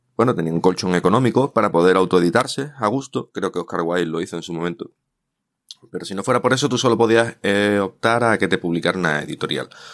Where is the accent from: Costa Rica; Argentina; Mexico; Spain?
Spain; Bay of Cádiz, Andalusia; está ambientada en mi tierra, ¿eh? entre Puerto Real, Cádiz, San Fernando, etcétera, en el entorno del cuerno de la bahía de Cádiz